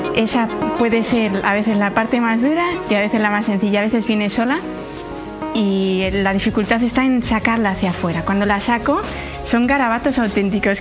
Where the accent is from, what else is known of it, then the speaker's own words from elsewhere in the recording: Santander, Cantabria, Spain; Yo nací en Santander